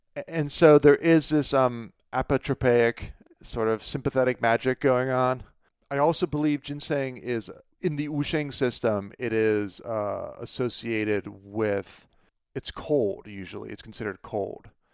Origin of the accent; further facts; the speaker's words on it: Pennsylvania, United States; my hometown of Pennsylvania, uh, my, my home state